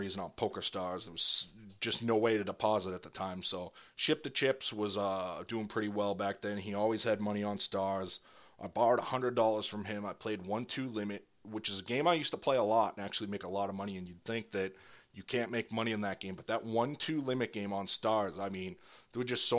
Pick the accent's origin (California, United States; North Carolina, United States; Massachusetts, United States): Massachusetts, United States; near Boston; I moved out of my hometown